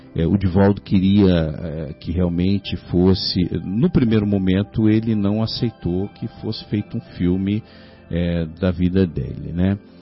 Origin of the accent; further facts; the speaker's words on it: São Paulo, Brazil; Eu sou de São Paulo, né? Sou de São Paulo